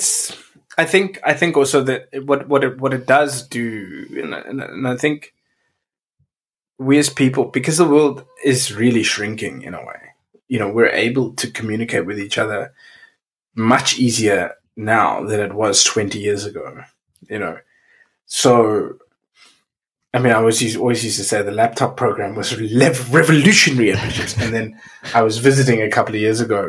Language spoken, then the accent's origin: English; Cape Town, Western Cape, South Africa; moved away; also born or lived in Windhoek, Namibia / London / Hamburg; I come from Cape Town. I was born in Windhoek, Namibia, but hardly lived there. And I come from Cape Town, South Africa